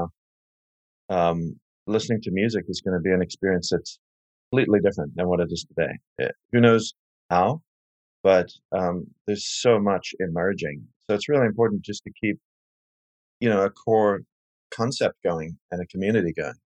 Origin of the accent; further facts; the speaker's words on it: Cape Town, Western Cape, South Africa; moved away; I grew up in Cape Town, South Africa, and it was during the apartheid era